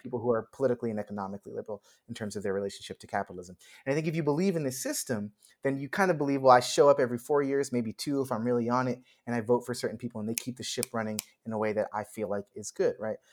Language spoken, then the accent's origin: English; New York, United States; moved away as an adult; now in Los Angeles, United States; I grew up in New York, I went to high school across the street from Juilliard